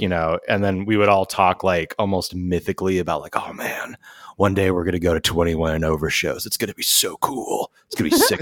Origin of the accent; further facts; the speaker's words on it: San Jose, California, United States; also born or lived in San Francisco; growing up in San Jose, California